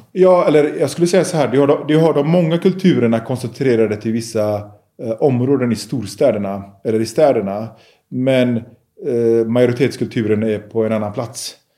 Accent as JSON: {"language": "Swedish", "town": "Gothenburg", "region": "Västra Götaland", "country": "Sweden", "tie": "born or raised there", "said": "när jag växte upp i Biskopsgården."}